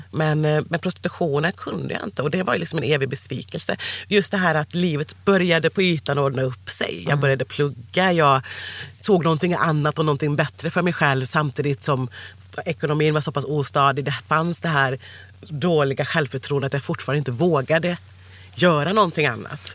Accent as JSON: {"language": "Swedish", "town": "Sandared", "region": "Västra Götaland", "country": "Sweden", "tie": "born or raised there", "also_born_or_lived": "Cali, Colombia", "accent": "västgötska", "said": "Jag, jag föddes i Colombia, i Cali. Kom hit 86, född 85. Och sen så ja, då, då växte jag upp lite utanför Borås, mm. eh, istället som heter Sandared."}